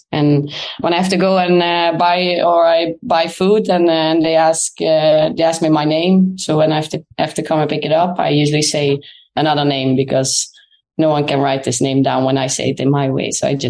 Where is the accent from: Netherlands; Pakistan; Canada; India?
Netherlands; moved away as an adult; now in Sweden; I'm Dutch